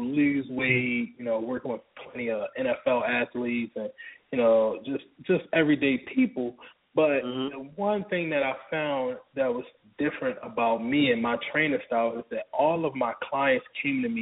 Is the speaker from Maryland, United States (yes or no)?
yes; Baltimore, Maryland, United States; now in Atlanta, United States; I'm from Baltimore originally